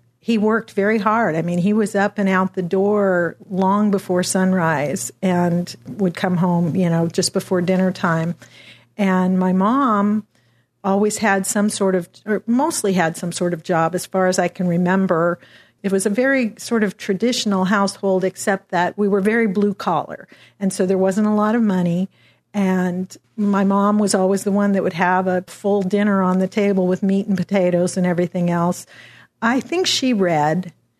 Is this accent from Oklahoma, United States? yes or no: no; Washington, United States; Well, I grew up kind of all over Western Washington State in a bunch of little logging towns.